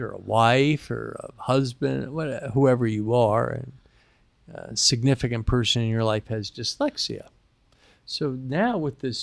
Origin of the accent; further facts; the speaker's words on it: New York City, New York, United States; I was born in New York City